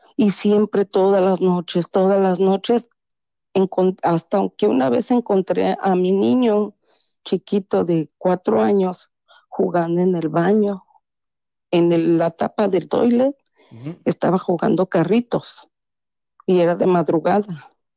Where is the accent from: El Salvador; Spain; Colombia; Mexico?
Mexico; Taxco, Guerrero; moved away as an adult; also born or lived in Mexico City; now in Chicago, United States; soy nacida en la Ciudad de México, Ajá criada en, la, en Tasco Guerrero. Órale. Y ahora tengo treinta y pico de años aquí en Chicago, Illinois.